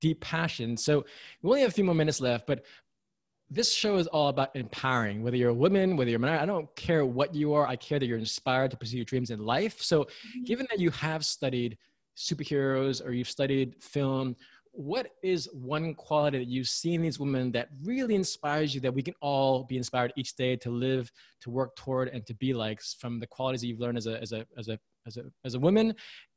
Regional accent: New York, United States; I was born and raised in New York, so I'm a proud American.

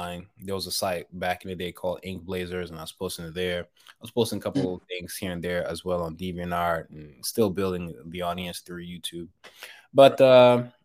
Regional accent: Nigeria; growing up in Nigeria

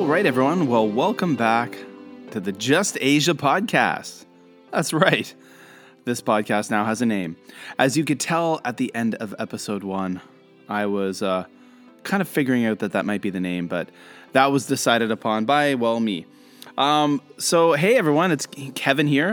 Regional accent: Canada; also born or lived in Kobe, Japan; now in Shenzhen, China; I'm a Canadian. Uh, I'm living in Shenzhen, China

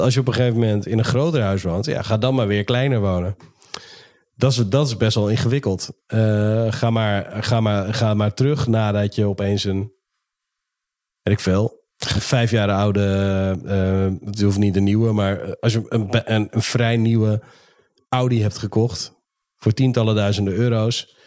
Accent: Netherlands; als Nederlanders

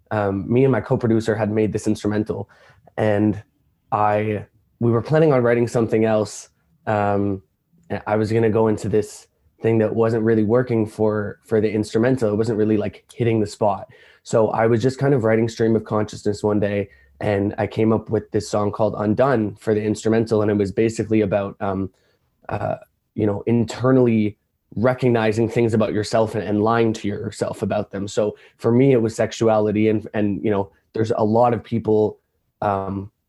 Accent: Toronto, Ontario, Canada; I am a artist from Toronto, Canada

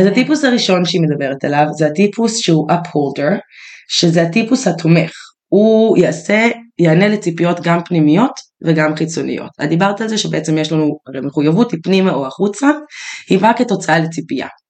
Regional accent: Israel; אנחנו יהודים, כן. ישראלים, גדלנו בטראומות

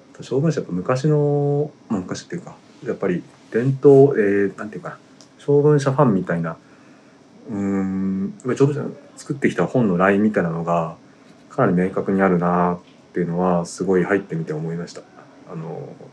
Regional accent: Yamagata, Japan; moved away; 僕は地元は山形でしたけど

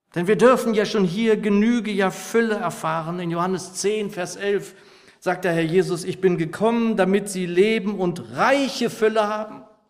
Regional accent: Lower Saxony, Germany; als ich noch ein Junge war, so in meiner Heimatgemeinde in Niedersachsen

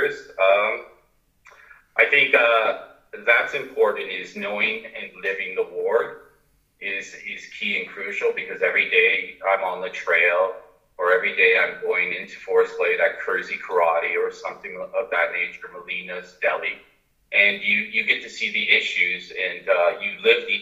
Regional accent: Windsor, Ontario, Canada; also born or lived in Tokyo, Japan; I was born and raised in beautiful Windsor, Ontario. I grew up on the East End

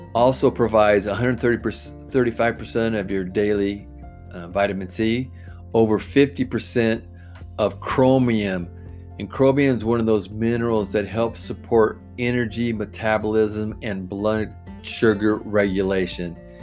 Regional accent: Oregon, United States; I'm, I'm from Oregon

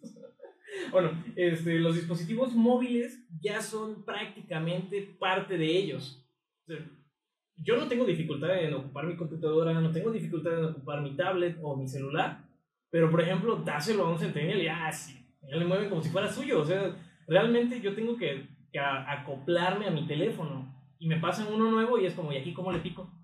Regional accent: Mexico; yo soy mexicano, no soy güerito.

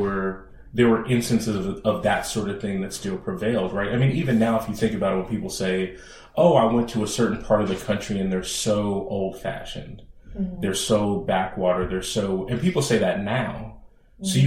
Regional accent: Bay Area, California, United States; I'm a native of the Bay Area.

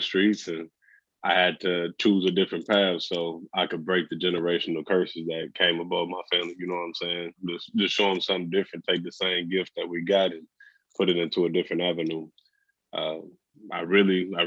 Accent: Texas, United States; moved away as an adult; now in Oregon, United States; from Texas

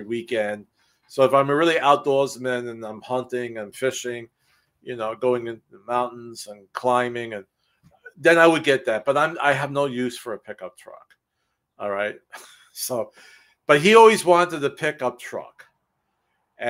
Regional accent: New York City, New York, United States; moved away; I'm from the city. I'm from Brooklyn, New York.

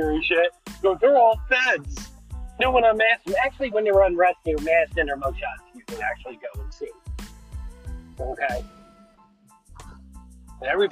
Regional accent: United States; I'm an American

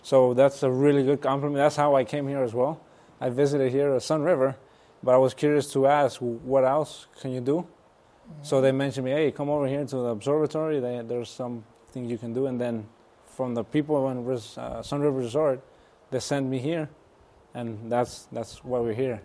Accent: Nayarit, Mexico; my hometown, my home state, Nayarit, in Mexico

